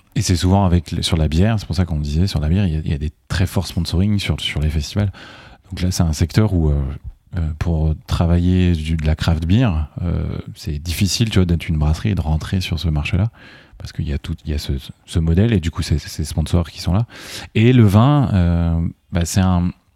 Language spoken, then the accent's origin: French; Loire Valley, France; je viens de la Loire